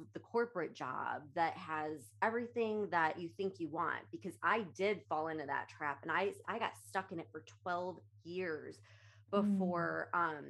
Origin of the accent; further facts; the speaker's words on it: Illinois, United States; now in Florida, United States; I'm from Illinois